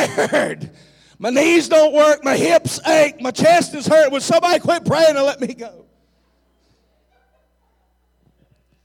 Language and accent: English; the South, United States; I'm from the South